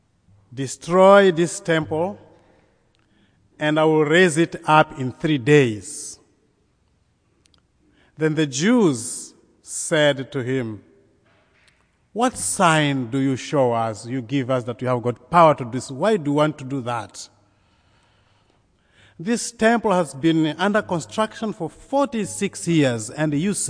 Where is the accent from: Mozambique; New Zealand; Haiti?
Mozambique; I come from Mozambique in southeastern Africa, very close to South Africa.